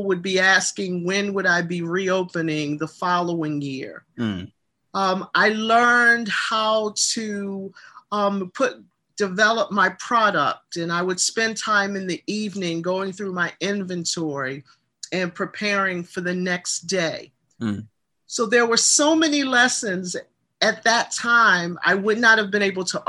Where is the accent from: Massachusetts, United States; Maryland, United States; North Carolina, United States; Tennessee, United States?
Maryland, United States; Baltimore; My hometown is the beautiful city of Baltimore, Maryland.